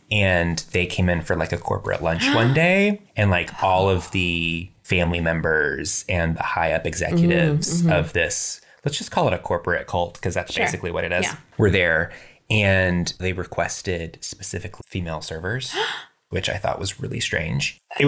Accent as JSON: {"language": "English", "region": "Texas", "country": "United States", "said": "Oh, no. I'm from Texas, but I sound like this."}